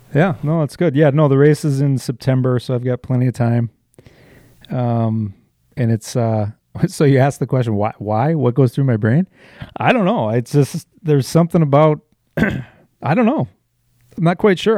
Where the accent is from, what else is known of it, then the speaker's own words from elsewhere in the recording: Wisconsin, United States; also born or lived in Illinois; I'm from Wisconsin.